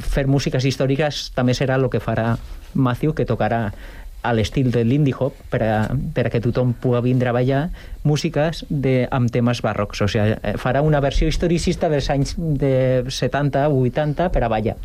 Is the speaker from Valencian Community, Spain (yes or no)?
yes; Valencian Community, Spain; now in Sant Cugat del Vallès, Spain; jo sóc valencià, però jo ja sóc més Cugatent que València, quasi